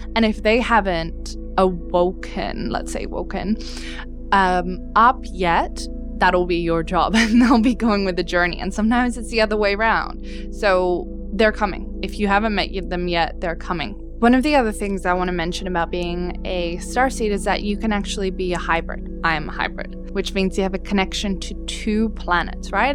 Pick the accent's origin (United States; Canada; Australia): Australia; also born or lived in Dubai / Europe / Czech Republic; I was born in Dubai, but you know, I've lived mostly in Australia, and yes, some parts of Europe, my my connection is to Australia